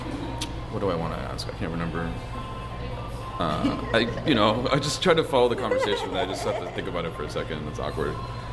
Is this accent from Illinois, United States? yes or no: no; Montebello, California, United States; I grew up in Montebello, and I'm not necessarily proud of being from there because it's kind of a boring city